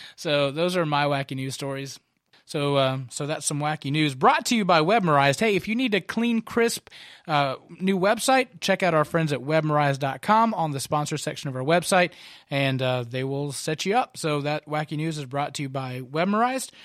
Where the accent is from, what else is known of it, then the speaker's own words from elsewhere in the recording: Kentucky, United States; now in Concord, United States; my home state of Kentucky